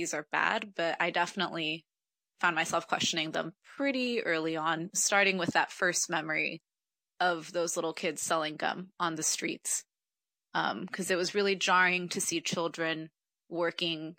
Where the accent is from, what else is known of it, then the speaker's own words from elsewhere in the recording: Morelia, Michoacán, Mexico; also born or lived in United States; now in New York City, United States; I was born in Morelia, Michoacán, in Mexico, and I'm currently in New York